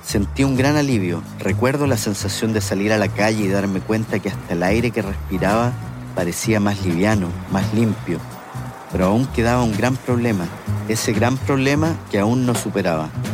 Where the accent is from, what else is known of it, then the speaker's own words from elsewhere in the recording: Santiago, Santiago Metropolitan Region, Chile; moved away as an adult; now in San Francisco, United States; siendo chileno